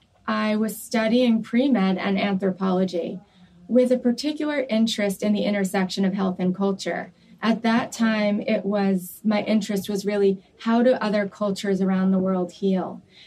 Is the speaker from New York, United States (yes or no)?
yes; New York, United States; I grew up in New York.